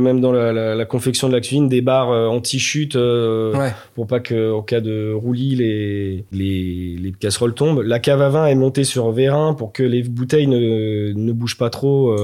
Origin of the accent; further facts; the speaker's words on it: Nantes, Pays de la Loire, France; also born or lived in Luxembourg / England; Moi, je suis nantais 100%, je suis je suis né à Nantes, j'ai fait toutes mes études à Nantes